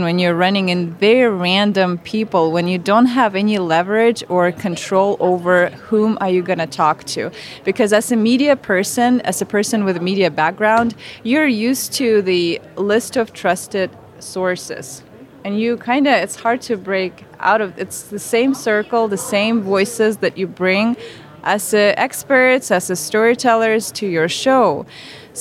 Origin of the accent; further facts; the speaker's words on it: Siberia, Russia; moved away as an adult; now in United States; I was raised in Siberia, probably the worst place to be raised. I'm from a tiny mining town in the middle of nowhere